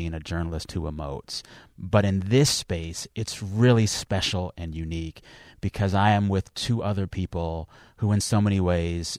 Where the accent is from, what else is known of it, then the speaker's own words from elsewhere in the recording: San Antonio, Texas, United States; I am from San Antonio, Texas, and I will rep that city and that state till the end of time. And no matter what, that's always home